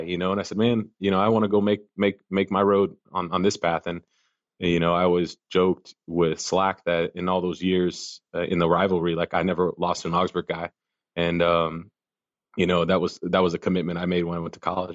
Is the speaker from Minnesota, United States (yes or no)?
yes; Minnesota, United States; now in Arkansas, United States